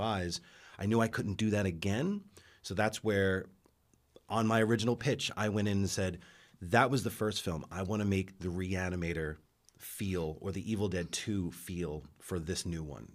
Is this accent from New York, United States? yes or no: yes; New York, United States; now in Los Angeles, United States; I come from New York